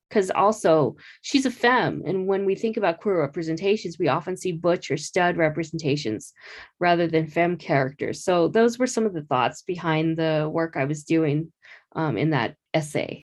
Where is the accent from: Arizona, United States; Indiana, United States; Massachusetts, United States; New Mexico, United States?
Arizona, United States; Phoenix; growing up in Phoenix